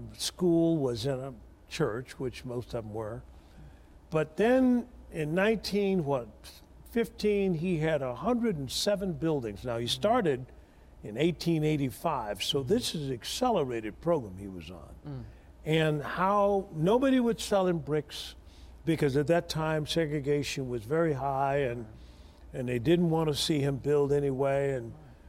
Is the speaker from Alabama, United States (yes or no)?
yes; Tuskegee, Alabama, United States; I was born in Tuskegee, Alabama.